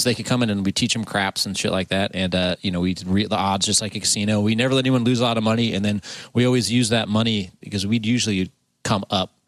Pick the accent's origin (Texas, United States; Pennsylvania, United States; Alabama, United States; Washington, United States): Washington, United States; Seattle; because I'm from Seattle